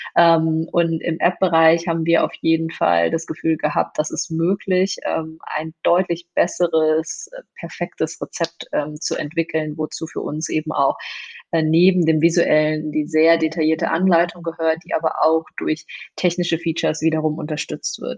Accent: Moers, North Rhine-Westphalia, Germany; also born or lived in China / Duisburg; im Pott gelandet und äh, im Grunde genommen auch im Pott aufgewachsen. Ähm, mein Elternhaus ist in Mörs

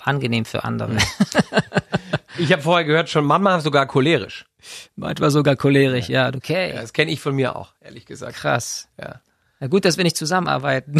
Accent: Swabia, Germany; ich bin geborener Schwabe

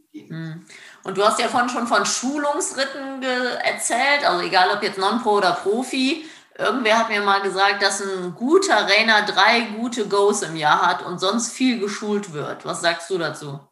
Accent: Germany; bei uns in Deutschland, Europa

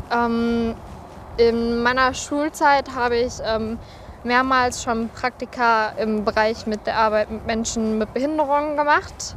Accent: Recklinghausen, North Rhine-Westphalia, Germany; ich komme aus Recklinghausen.

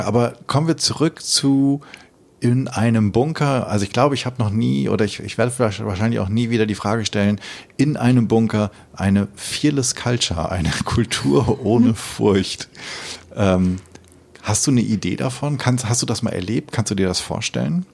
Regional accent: Hameln, Lower Saxony, Germany; ich komme gebürtig aus Hameln äh, im Weserbergland

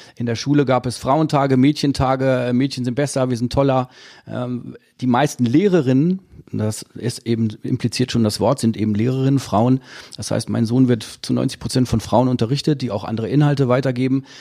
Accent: Dortmund, North Rhine-Westphalia, Germany; Ich komme aus Dortmund

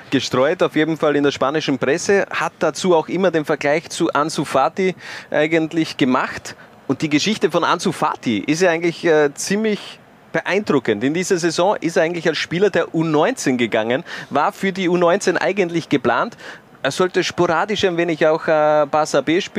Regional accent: Styria, Austria; Ich als Steirer verbinde natürlich viel, viel mit dem schönsten Bundesland Österreichs.

